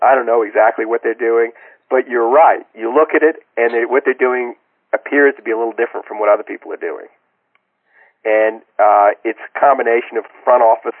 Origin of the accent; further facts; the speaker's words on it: New Orleans, Louisiana, United States; I'm from New Orleans